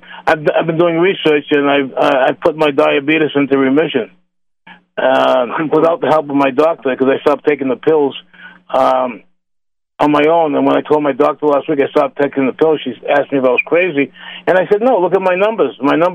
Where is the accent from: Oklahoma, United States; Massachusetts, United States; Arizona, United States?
Massachusetts, United States; Boston; moved away; I'm originally from Boston